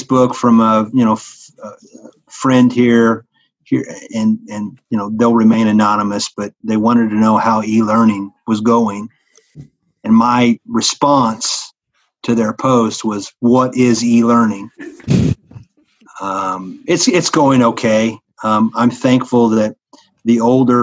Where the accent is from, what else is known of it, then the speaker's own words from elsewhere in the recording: Mitchell, Indiana, United States; now in Henry County, Indiana, United States; I grew up in Mitchell, Spring Mill State Park's down there